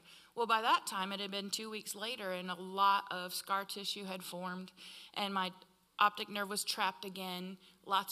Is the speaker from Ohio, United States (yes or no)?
no; Iowa, United States; moved away; I'm from Iowa